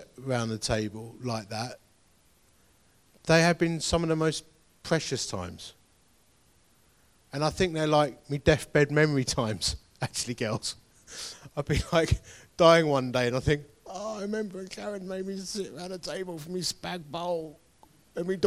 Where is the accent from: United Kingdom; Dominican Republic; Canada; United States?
United Kingdom; Essex, East of England; I am from Essex.